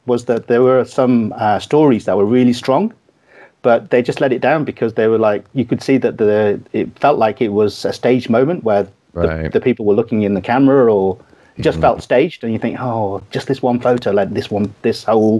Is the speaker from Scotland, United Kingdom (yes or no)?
no; Manchester, North West England, United Kingdom; accent: Manc; also born or lived in Kathmandu, Nepal; now in London, United Kingdom; I grew up in Manchester, every now and then people here say, oh, every now and then we can hear your Manchester accent. You're just trying to, your Manc accent, you're just trying to sound posh because you live down in London.